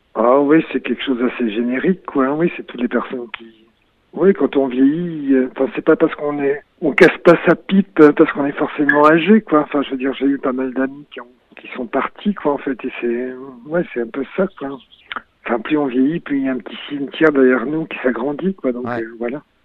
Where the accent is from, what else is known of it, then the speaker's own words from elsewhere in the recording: Brest, Brittany, France; moved away as an adult; also born or lived in Réunion; je suis parti de Brest